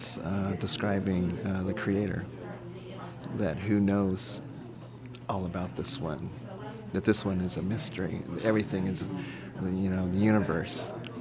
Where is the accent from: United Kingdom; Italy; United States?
United States; Monterey, California; born there; also born or lived in Arizona; I was born in Monterey, and my dad worked at Fort Ord, the Army base that used to be open there. And we moved back and forth from California to Arizona, and he worked at Fort Huachuca also.